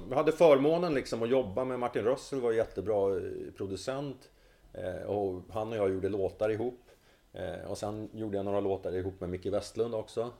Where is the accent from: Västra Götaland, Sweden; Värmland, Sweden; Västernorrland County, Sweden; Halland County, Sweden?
Västernorrland County, Sweden; Sundsvall; now in Stockholm, Sweden; jag flydde från Sundsvall